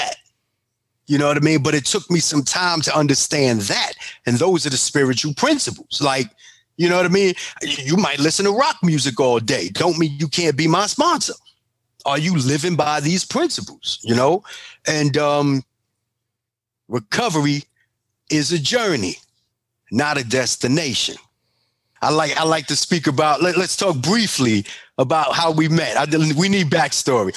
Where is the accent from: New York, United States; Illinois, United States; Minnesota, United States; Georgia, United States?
New York, United States; New York City; I'm from Bronx and I'm from Harlem